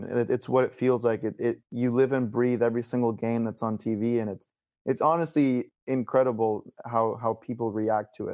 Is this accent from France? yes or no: no; Argentina; I'm from Argentina and we're a country of about less than 50 million people